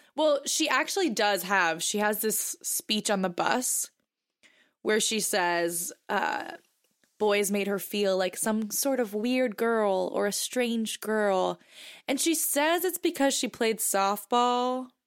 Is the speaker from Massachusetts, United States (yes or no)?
yes; Boston, Massachusetts, United States; I'm from Boston